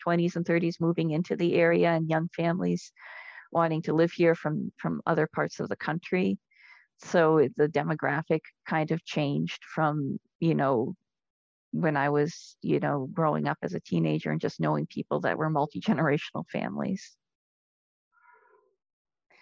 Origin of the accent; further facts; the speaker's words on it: Rockland, Maine, United States; accent: New Englander; growing up in Rockland